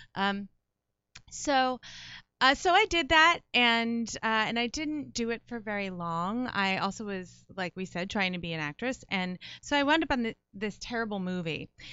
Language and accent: English; Livingston, New Jersey, United States; growing up in Livingston